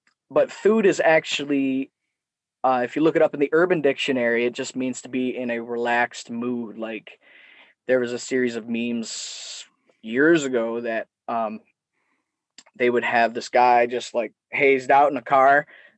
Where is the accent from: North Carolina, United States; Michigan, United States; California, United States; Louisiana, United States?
Michigan, United States; Detroit; His storytelling about his youth in New York is so similar to my dad's stories and growing up in Metro Detroit